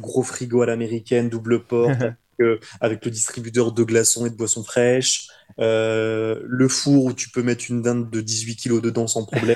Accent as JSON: {"language": "French", "country": "France", "moved": "as an adult", "said": "en tant que bon petit français"}